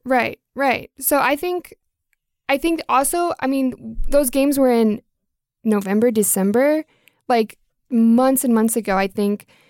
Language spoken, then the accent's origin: English; Georgia, United States; now in Oregon, United States; I'm from Georgia